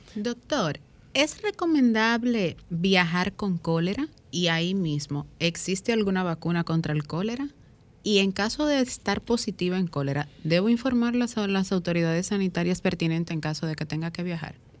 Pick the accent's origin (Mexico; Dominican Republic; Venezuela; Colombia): Dominican Republic; Azua; yo soy azuano